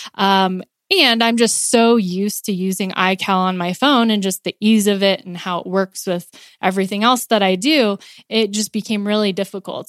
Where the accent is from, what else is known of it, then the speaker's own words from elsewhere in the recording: California, United States; moved away as an adult; also born or lived in Pittsburgh; now in Colorado, United States; I'm originally from California